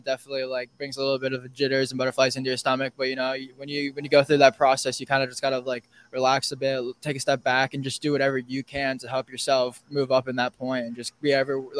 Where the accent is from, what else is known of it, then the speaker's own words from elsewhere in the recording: Southern Connecticut, United States; I grew up from Southern Connecticut